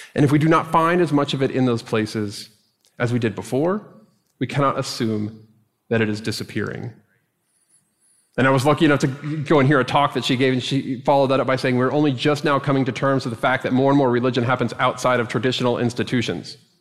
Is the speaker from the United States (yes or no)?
yes; Dallas, Texas, United States; moved away; my experience of growing up in Dallas